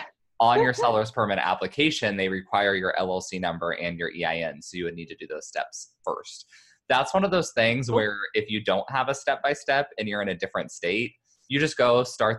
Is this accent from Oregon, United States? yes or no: no; Kansas, United States; moved away; I'm from Kansas, so I have friends and family there